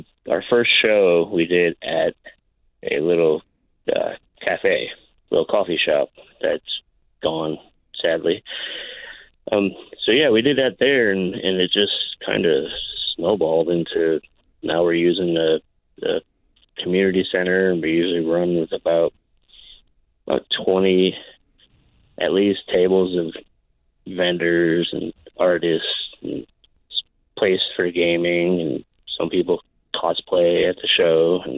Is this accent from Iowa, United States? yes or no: no; Connecticut, United States; now in Alaska, United States; Like I came here, I've been here for 15 years. I came from Connecticut.